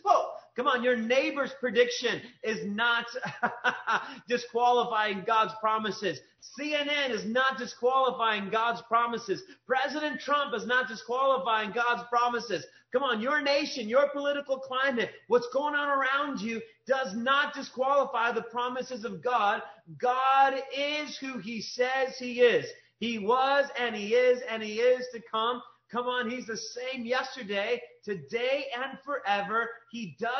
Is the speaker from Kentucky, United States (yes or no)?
yes; Kentucky, United States; I was raised in Kentucky